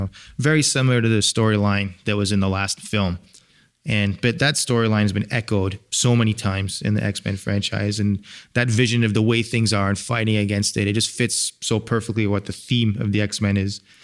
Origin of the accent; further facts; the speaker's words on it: England, United Kingdom; moved away; I'm from England, and I would go back